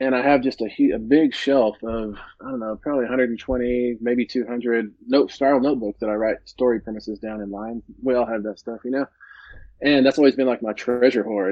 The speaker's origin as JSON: {"language": "English", "town": "Midland", "region": "Texas", "country": "United States", "tie": "born or raised there", "moved": "yes", "said": "Midland, Texas, my hometown"}